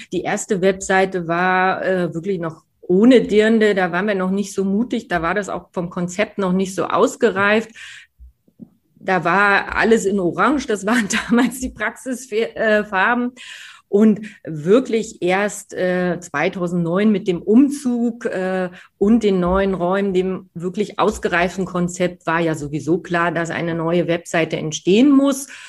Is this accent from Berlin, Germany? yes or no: yes; Berlin, Germany; now in Munich, Germany; als Berlinerin